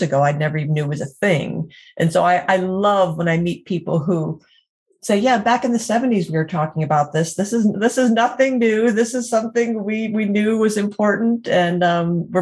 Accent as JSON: {"language": "English", "town": "Erie", "region": "Pennsylvania", "country": "United States", "tie": "born or raised there", "said": "back in my hometown, Erie, Pennsylvania"}